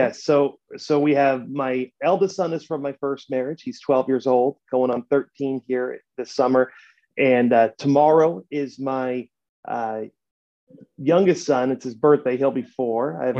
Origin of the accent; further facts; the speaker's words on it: Escondido, California, United States; So I was born and raised in North County of San Diego and the beautiful town of Escondido.